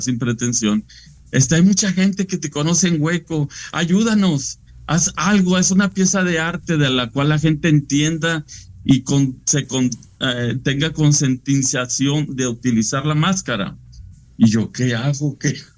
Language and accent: Spanish; Monclova, Coahuila, Mexico; also born or lived in Frontera, Coahuila; Yo soy de Frontera y de Monclova, Coahuila.